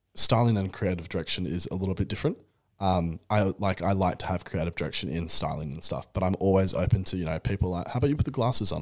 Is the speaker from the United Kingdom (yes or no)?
no; Perth, Western Australia, Australia; I'm from Perth